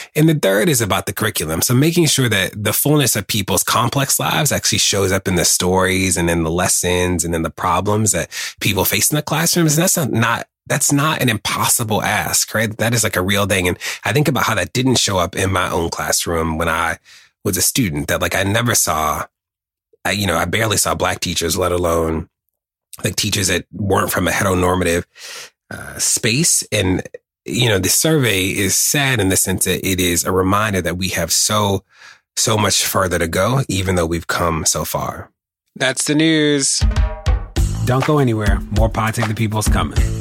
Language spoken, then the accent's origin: English; Baltimore, Maryland, United States; being a gay black kid growing up in Baltimore